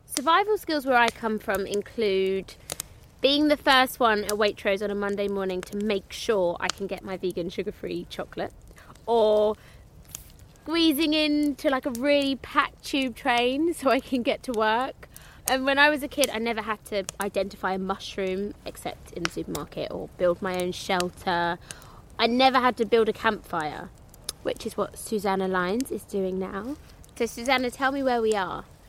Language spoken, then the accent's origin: English; London, United Kingdom; I'm from London